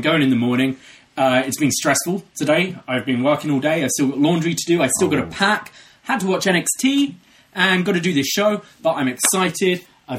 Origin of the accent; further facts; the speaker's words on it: United Kingdom; moved away as an adult; now in Toronto, Canada; I, as you can hear, am not Canadian. I'm British and have lived here coming up for 4 years now.